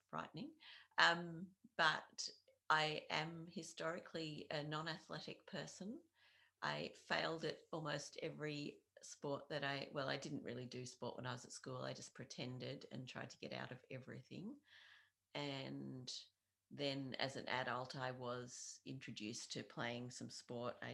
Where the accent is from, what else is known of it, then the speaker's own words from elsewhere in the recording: Launceston, Tasmania, Australia; I am uh, more or less from Launceston. I've been living here for the last 21 years mm-hmm. and also some considerable time before that.